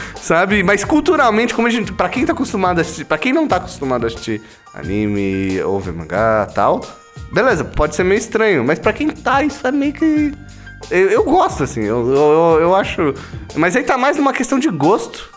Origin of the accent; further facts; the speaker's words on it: Brazil; Sou brasileiro, nasci no Brasil, eu nasci o quê? Ouvindo falar do Saci Pererê, tipo, das lendas indígenas aqui no Brasil